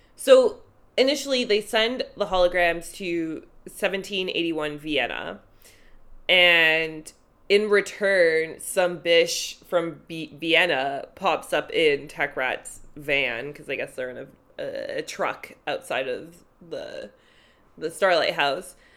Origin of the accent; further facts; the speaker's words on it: Toronto, Ontario, Canada; I grew up in North York